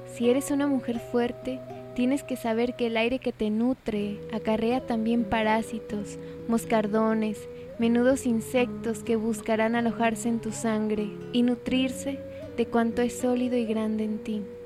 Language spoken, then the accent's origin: Spanish; Mexico; solo soy una mexicana